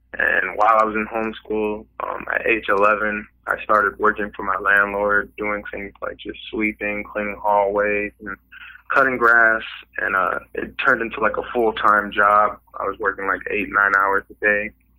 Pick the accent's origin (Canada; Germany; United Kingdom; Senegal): Germany; Wiesbaden, Hesse; born there; also born or lived in Fort Polk, Louisiana; But I was born in Wiesbaden, Germany. My mother's German.